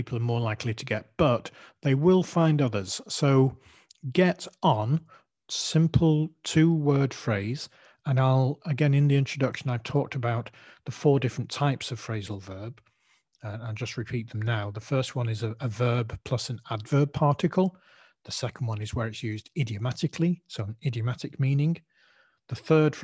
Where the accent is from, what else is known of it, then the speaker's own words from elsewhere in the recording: Manchester, North West England, United Kingdom; accent: Mancunian; my Mancunian accent